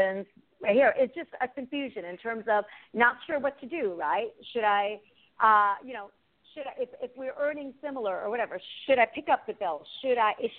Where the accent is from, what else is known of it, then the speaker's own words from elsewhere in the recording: United States; born and raised in the States, two parents who immigrated from abroad.